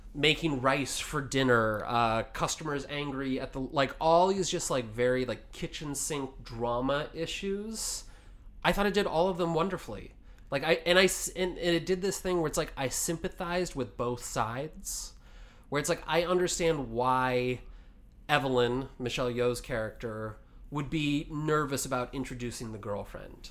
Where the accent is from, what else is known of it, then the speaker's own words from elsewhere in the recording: Washington, United States; I grew up in Washington